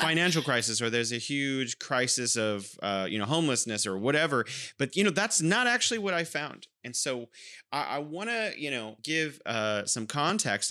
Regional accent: California, United States; now in Wuhan, China

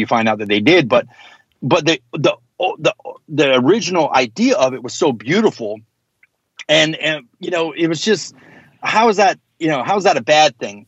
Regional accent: United States; also born or lived in the South (US); being American

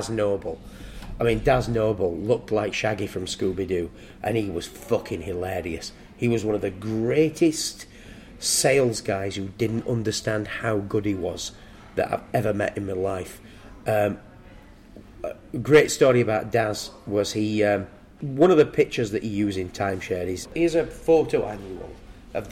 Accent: Barnsley, Yorkshire and the Humber, United Kingdom; moved away as an adult; also born or lived in Spain; I left school at 15. I'm from Barnsley

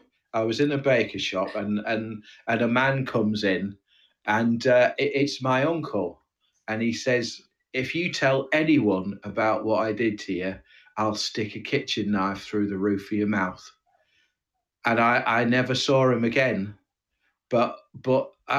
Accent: Oldham, North West England, United Kingdom; where are you from? I said, Oldham.

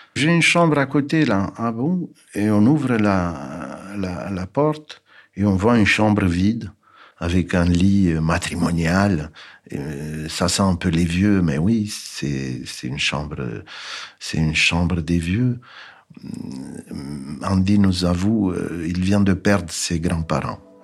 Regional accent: Bucharest, Romania; French is a second language; moved away; Je suis né en 1951 à Bucarest, en Roumanie

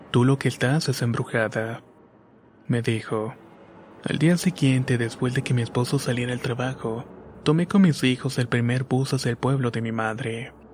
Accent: Argentina; soy de Argentina.

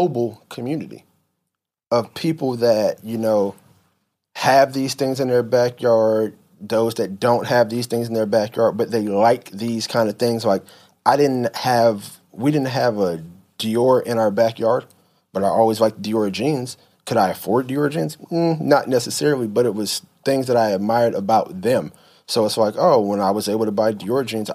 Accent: Atlanta, Georgia, United States; moved away as an adult; now in New York, United States; growing up in Atlanta

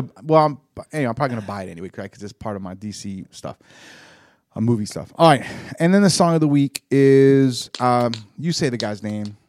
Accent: the South, United States; growing up in the South

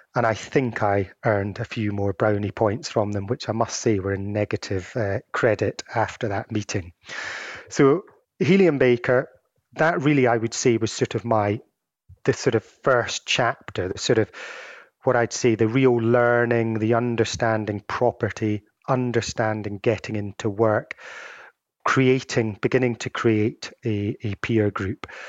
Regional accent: Edinburgh, Scotland, United Kingdom; moved away; also born or lived in Glasgow; my hometown of, uh, Edinburgh

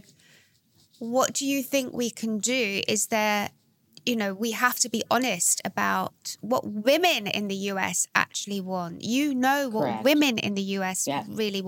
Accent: London, United Kingdom; also born or lived in New York; I'm half American, so I was brought up between here in London and New York.

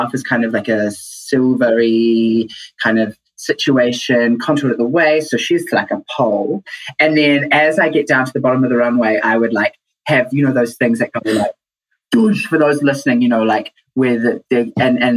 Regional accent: Auckland, New Zealand; I'm from Tamaki Makaurau

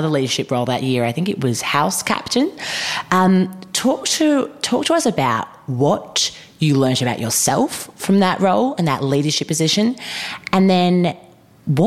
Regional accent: Melbourne, Victoria, Australia; we are from Melbourne

